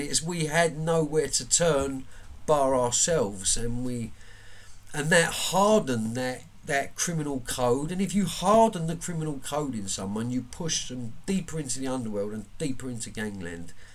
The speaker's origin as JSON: {"language": "English", "region": "London", "country": "United Kingdom", "tie": "born or raised there", "said": "I'm from Woolwich Common."}